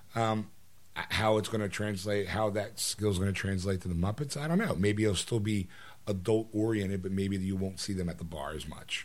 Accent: United States; I'm American

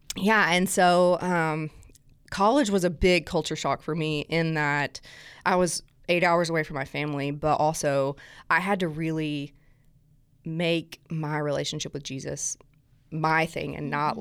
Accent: South Alabama, United States; accent: southern; now in Nashville, United States; I'm originally from South Alabama, um, and like when I say South Alabama, my mom and dad live 30 minutes north of Gulf Shores

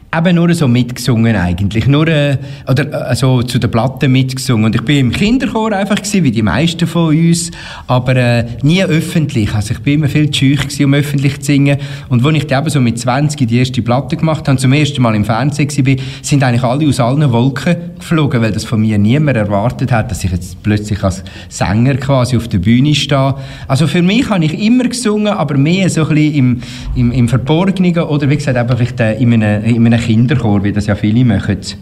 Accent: Uri, Switzerland; ich komme auch aus dem Kanton Uri

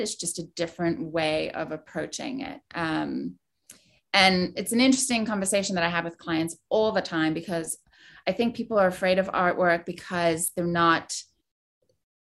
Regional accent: South Africa; moved away; I was born and raised in South Africa

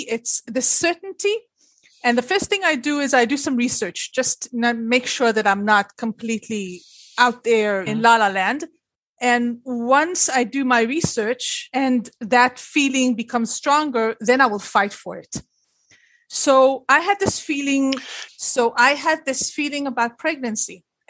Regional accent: Liberia; now in Israel; And I was born in Israel, raised in Liberia, and then schlepped back to Israel. So I can say I'm an Israeli.

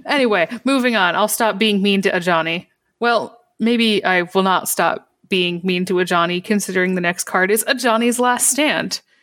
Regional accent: Michigan, United States; I grew up in Michigan

